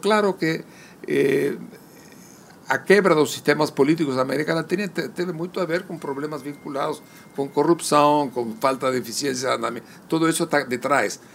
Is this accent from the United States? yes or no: no; Uruguay; also born or lived in Spain; Yo nací en España. fui de tres años con mi madre. Mas no es que pegamos su barco, llegamos a Uruguay y nos instalamos